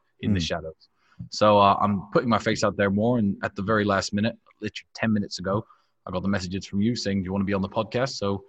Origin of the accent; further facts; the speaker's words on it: England, United Kingdom; also born or lived in Goshen, Indiana, United States; my father was an American. My mother was English. I left the United States when I was 7. So I feel very foreign when I go there. I don't sound like an American. But I am an American in a way.